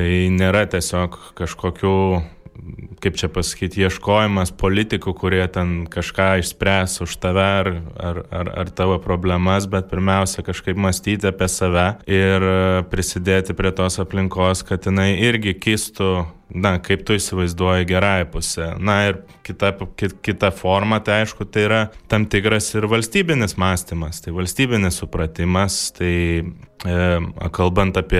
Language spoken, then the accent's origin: Lithuanian; Lithuania; Aš jau gimiau nepriklausomai Lietuvo